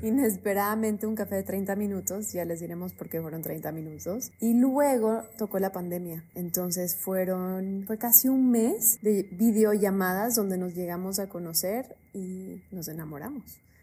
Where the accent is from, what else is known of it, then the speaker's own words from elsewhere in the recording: Bolivia; now in Miami, United States; yo soy de Bolivia